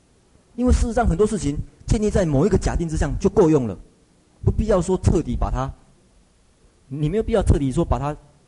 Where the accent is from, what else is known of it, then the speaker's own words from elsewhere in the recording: Taiwan; 像像我们台湾一样，我们台湾人只能够看到这一层，所以都做加工业